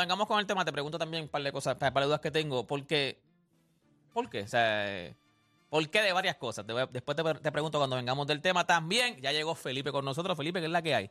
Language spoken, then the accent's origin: Spanish; Puerto Rico; como todo boricua